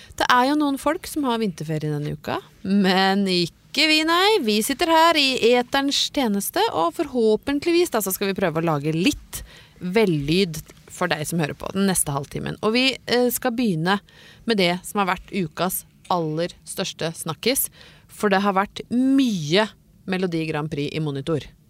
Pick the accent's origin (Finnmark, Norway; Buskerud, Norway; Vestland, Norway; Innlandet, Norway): Innlandet, Norway; Brøttum; fikk jo aldri ferdig mat hjemme på Brøttum. Mor mi lagde alt fra bunnen av